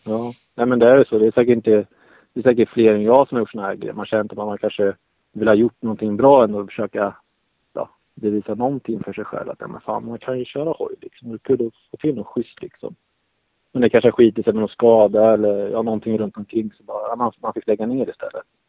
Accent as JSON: {"language": "Swedish", "country": "Sweden"}